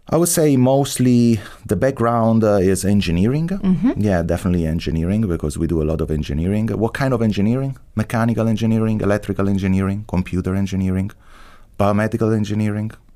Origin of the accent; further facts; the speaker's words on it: Rome, Lazio, Italy; English is a second language; moved away as an adult; also born or lived in Boston, United States; now in Heidelberg, Germany; I was born in Rome. My family is not from Rome, so I'm a first generation. My mother was from Tuscany and my father from Sardinia. But I grew up in Rome.